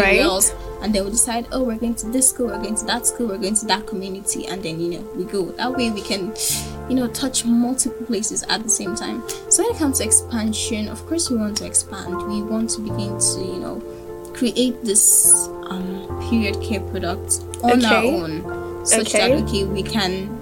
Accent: Ibadan, Oyo, Nigeria; I'm an Ibadan girl. I'm not from Ibadan, but I was born and bred here, and I'm schooling here.

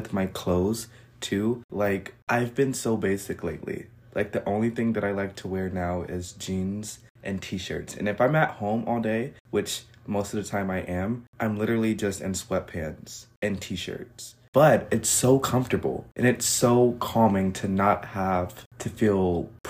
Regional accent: United States

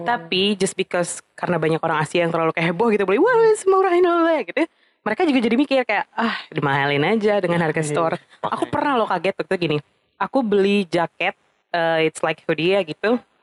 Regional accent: Indonesia; gue dari Indonesia juga

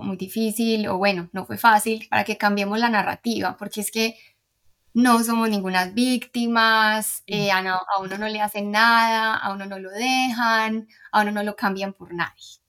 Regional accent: Medellín, Antioquia, Colombia; moved away as an adult; also born or lived in Houston, United States; now in Miami, United States; soy de Medellín

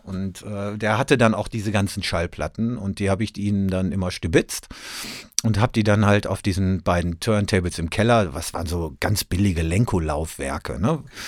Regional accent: North Rhine-Westphalia, Germany; ich komme aus Ostwestfalen

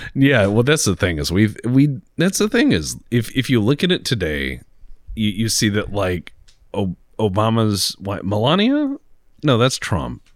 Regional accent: Texas, United States; I'm from Texas

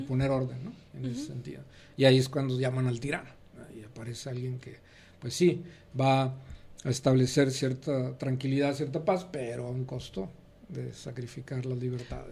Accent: Nuevo Laredo, Tamaulipas, Mexico; also born or lived in Monterrey, Nuevo León / Mexico City; now in Guadalajara, Mexico; nací en la frontera, en Nuevo Laredo, Tamaulipas. Y después de ahí eh, me fui a la Ciudad de México

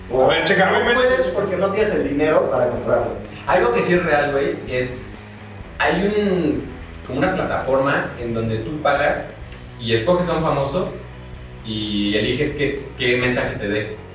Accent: Mexico; Güey, es porque somos mexicanos, a la verga, somos indestructibles.

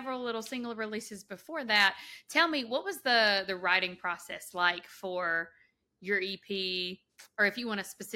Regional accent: Georgia, United States; I'm also a Georgia Bulldog, being that I'm from Georgia

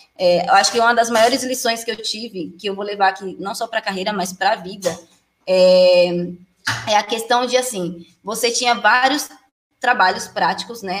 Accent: Alagoas, Brazil; now in Jandira, Brazil; sou de Alagoas, atualmente moro em Jandira, São Paulo

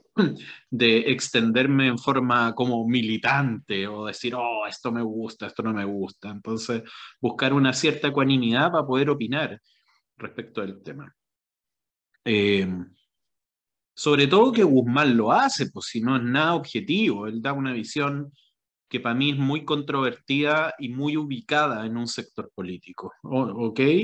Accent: Chile; yo como chileno

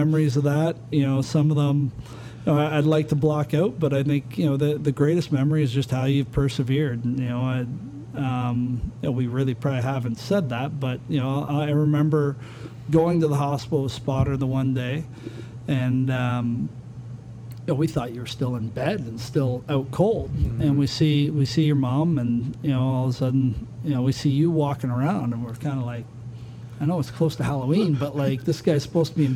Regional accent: Hamilton, Ontario, Canada; we're in my hometown, the Hammer, and in Hamilton

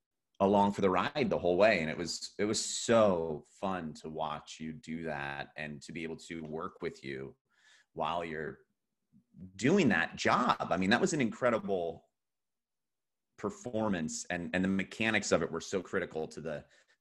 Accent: New Jersey, United States; also born or lived in Pennsylvania; So that's how I was born in Pennsylvania, but then he got stationed on the Jersey Shore. And that's when my brother and I got into like actual like first grade and beyond

